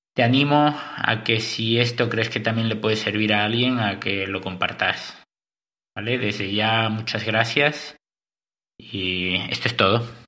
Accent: Cadaqués, Catalonia, Spain; moved away as an adult; also born or lived in Santa Cruz de la Sierra, Bolivia / Girona / Antwerp, Belgium / Nordic countries; Soy nacido en Santa Cruz de la Sierra, en Bolivia. Aunque crecí en España, en un pueblo chiquito llamado Cadaqués, en la Costa Brava

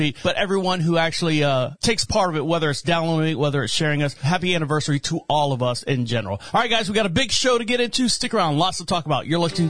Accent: Florida, United States; I'm from Florida, so we have an accent down

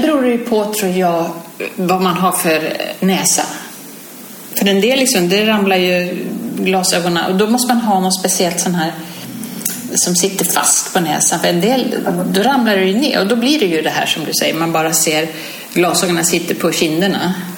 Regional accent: Sweden; hemma i Sverige

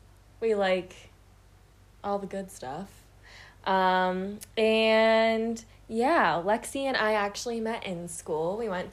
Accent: Pittsburgh, Pennsylvania, United States; moved away as an adult; now in Colorado, United States; Very similar background to Lexi. I'm from Pittsburgh, Pennsylvania.

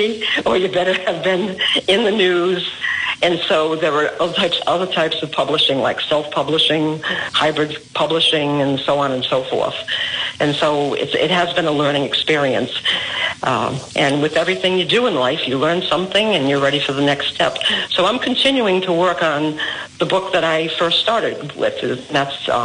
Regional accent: Woonsocket, Rhode Island, United States; I was born and raised in Woonsocket

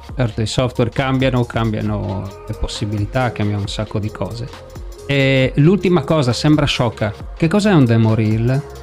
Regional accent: Friuli-Venezia Giulia, Italy; io sono friulano

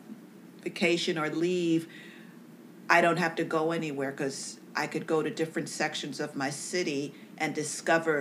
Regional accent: New York City, New York, United States; also born or lived in Bronx, New York City; I grew up in Harlem, and then I moved up to the Bronx

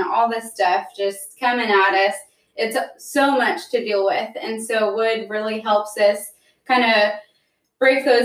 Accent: Chino, California, United States; now in Hanford, United States; I'm originally from Chino, California

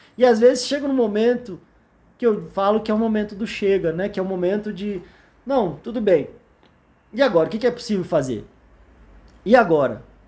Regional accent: Brasília, Federal District, Brazil; Eu sou de Brasília

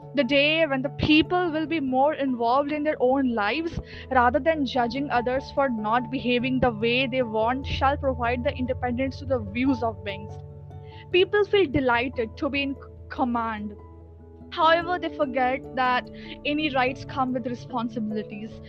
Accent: India; I'm from India and I'm 16 years old

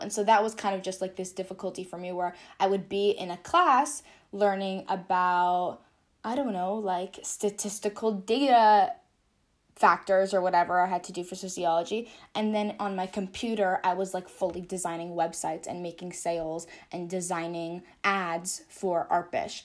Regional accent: California, United States; I grew up, born and raised in California

